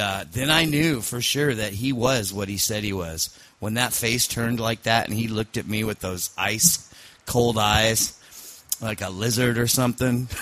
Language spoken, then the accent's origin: English; Scotland, United Kingdom; I'm Scottish